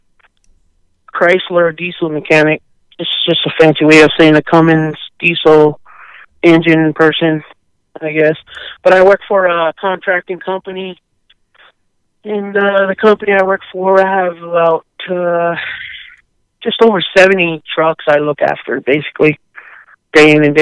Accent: Waianae, Hawaii, United States; moved away as an adult; now in Phoenix, United States; I grew up on Oahu. I grew up on the west side of the island, Makaha, Waianae area

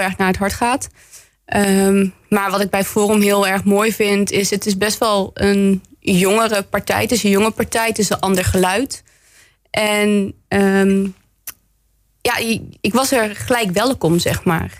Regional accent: Bergen op Zoom, North Brabant, Netherlands; moved away as an adult; now in Roosendaal, Netherlands; ik ben geboren en getogen in Berg op

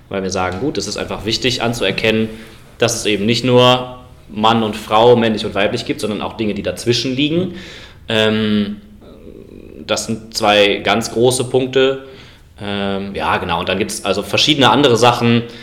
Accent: Cologne, North Rhine-Westphalia, Germany; accent: Cologne; Ich komme aus Köln, manchmal hört man das übrigens.

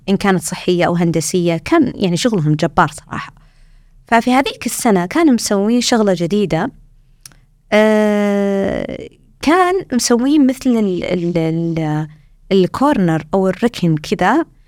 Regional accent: Saudi Arabia; moved away as an adult; now in Australia; إحنا عندنا في السعودية

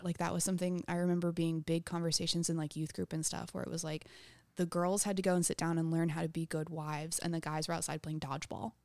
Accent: New Braunfels, Texas, United States; I grew up in New Braunfels, Texas

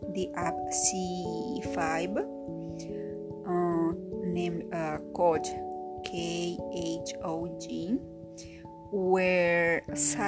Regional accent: Peru; I am Peruvian, I am from Latin America

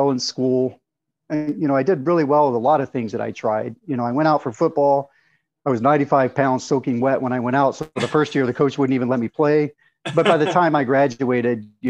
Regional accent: Arkansas, United States; I was raised, I grew up in Arkansas. I was raised in a typical Southern family

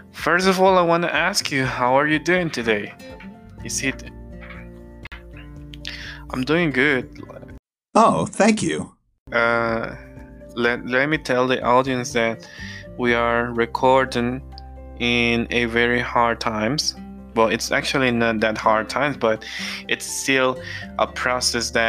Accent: Mexico; I'm from Mexico

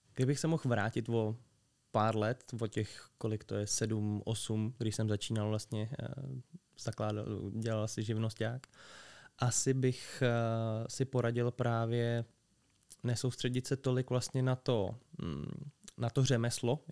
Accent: Liberec, Liberec Region, Czechia; jsem z Liberce

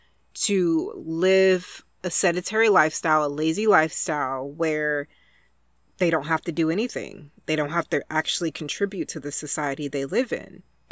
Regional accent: Texas, United States; And I grew up super poor in Texas in the South. And my family used Head Start for me.

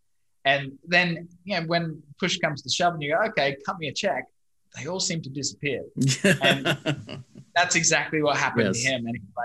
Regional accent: Brisbane, Queensland, Australia; accent: Australian; moved away as an adult; also born or lived in London; now in Vietnam; I'm originally from Brisbane, Australia, studied software engineering.

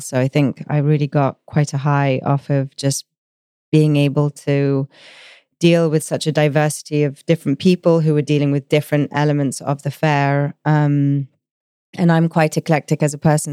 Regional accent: Rhodes, South Aegean, Greece; I was born in Rhodes in Greece

